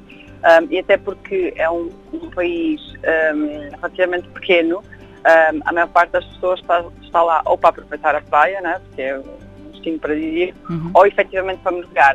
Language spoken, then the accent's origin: Portuguese; Portugal; moved away as an adult; now in London, United Kingdom; saí de Portugal, mal acabei o curso